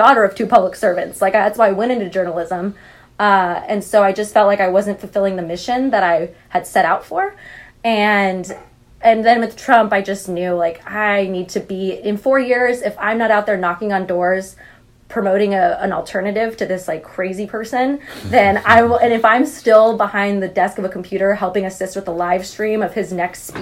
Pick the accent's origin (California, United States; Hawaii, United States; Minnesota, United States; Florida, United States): California, United States; Central Valley; I'm from the Central Valley